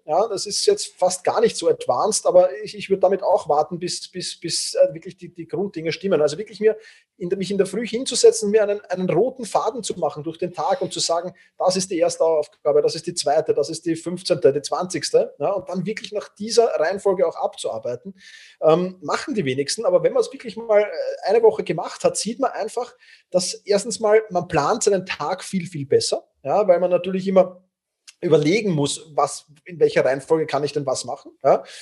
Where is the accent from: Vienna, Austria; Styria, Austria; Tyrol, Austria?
Vienna, Austria; ich bin halt doch Wiener und die Wiener sind manchmal Grantler